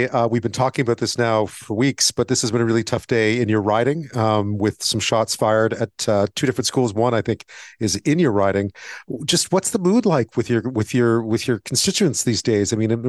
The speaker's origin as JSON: {"language": "English", "town": "Montreal", "region": "Quebec", "country": "Canada", "tie": "born or raised there", "said": "Montreal, my hometown"}